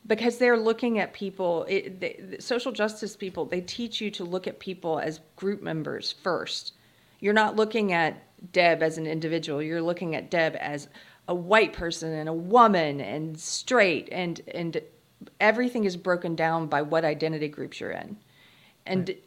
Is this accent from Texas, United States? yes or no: no; South Carolina, United States; I grew up in South Carolina